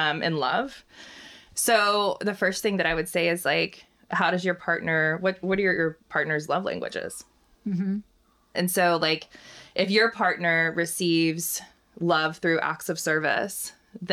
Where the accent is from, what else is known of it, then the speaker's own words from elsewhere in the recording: Oklahoma, United States; I'm from Oklahoma, and I was always like in Sunday school, and we'd go to church twice a week